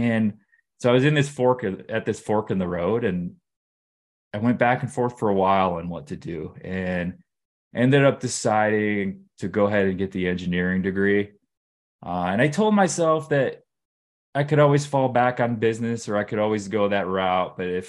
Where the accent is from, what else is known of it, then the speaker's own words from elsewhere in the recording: Detroit, Michigan, United States; Sure. Yeah, I grew up in Metro Detroit, kind of a standard middle-class upbringing. I grew up in the suburbs of Detroit.